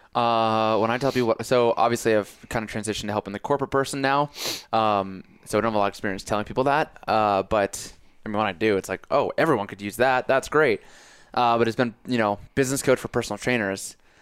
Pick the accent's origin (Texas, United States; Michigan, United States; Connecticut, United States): Connecticut, United States; I'm from Connecticut